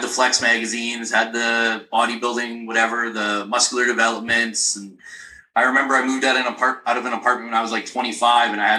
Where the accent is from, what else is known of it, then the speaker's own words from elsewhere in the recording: Nipigon, Ontario, Canada; my hometown